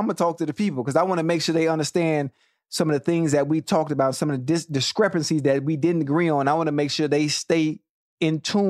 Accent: Dade County, Florida, United States; I'm from Dade County, man.

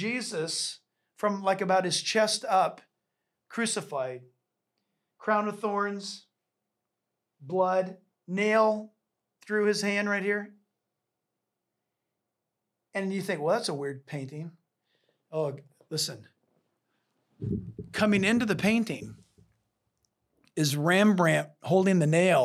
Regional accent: California, United States; I'm a Californian

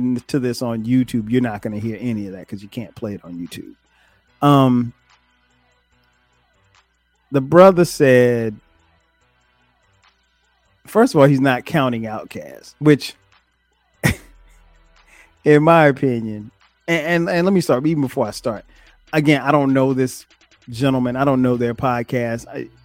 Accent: Florence, South Carolina, United States; moved away as an adult; now in Atlanta, United States; I grew up in South Carolina, moved here after college

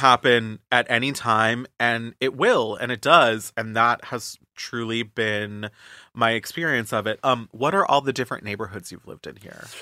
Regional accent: Florida, United States; now in New York City, United States; I grew up in Florida

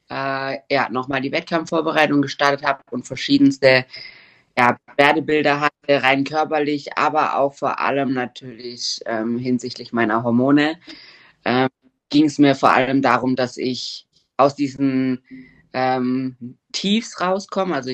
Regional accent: Germany; now in Switzerland; Ich komme aus Deutschland, wohne aber seit drei Jahren in der Schweiz.

